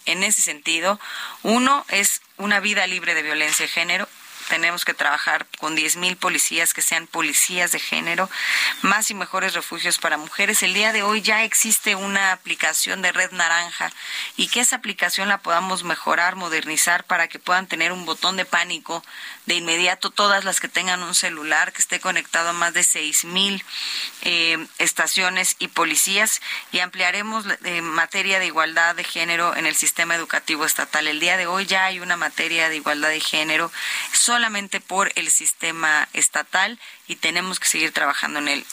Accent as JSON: {"language": "Spanish", "region": "State of Mexico", "country": "Mexico", "tie": "born or raised there"}